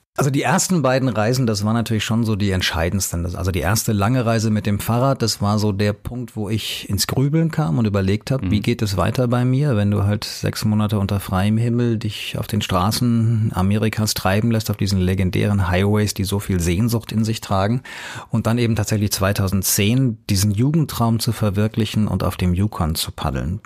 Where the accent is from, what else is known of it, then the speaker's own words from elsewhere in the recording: Hanau, Hesse, Germany; also born or lived in Munich; meine Heimatstadt Hanau in Hessen